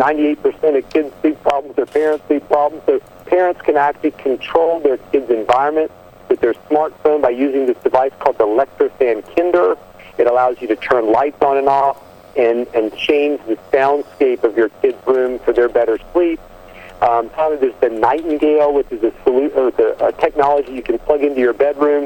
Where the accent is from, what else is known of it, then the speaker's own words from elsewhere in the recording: Southwest Virginia, United States; I'm a redneck from Southwest Virginia by birth